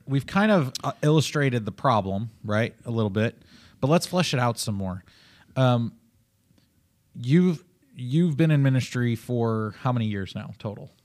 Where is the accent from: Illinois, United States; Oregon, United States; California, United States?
Illinois, United States; also born or lived in Oklahoma; I'm from Illinois